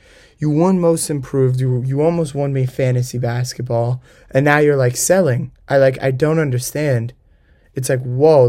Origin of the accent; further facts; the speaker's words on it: Los Angeles, California, United States; But my hometown team, the Lakers, are obviously going to take it.